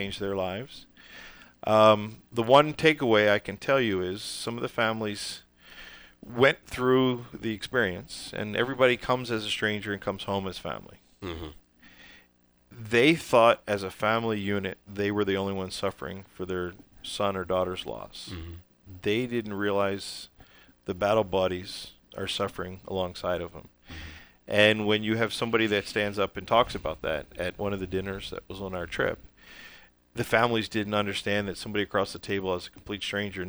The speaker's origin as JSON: {"language": "English", "town": "Baltimore", "region": "Maryland", "country": "United States", "moved": "yes", "said": "I come from Baltimore"}